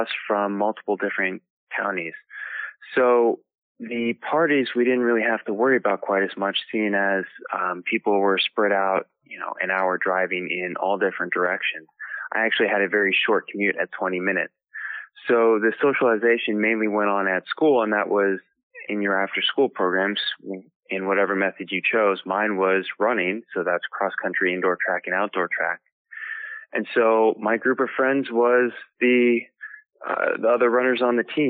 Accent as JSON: {"language": "English", "area": "D.C.", "region": "District of Columbia", "country": "United States", "tie": "born or raised there", "also_born_or_lived": "Madison, Wisconsin", "said": "I grew up right outside Washington, D.C."}